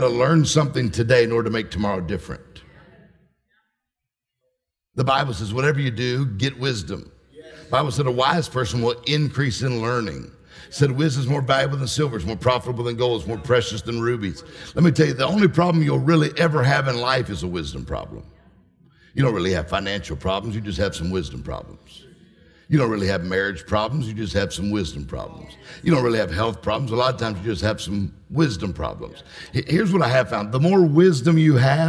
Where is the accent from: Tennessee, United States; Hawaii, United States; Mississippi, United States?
Mississippi, United States; I'm from Mississippi. She's from a big town, I'm from a small town